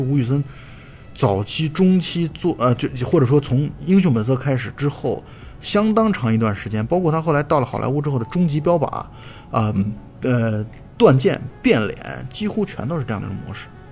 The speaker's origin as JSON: {"language": "Chinese", "country": "China", "said": "我们东方人或者我们中国人可能更喜欢的是《英雄本色》和《纵横四海》"}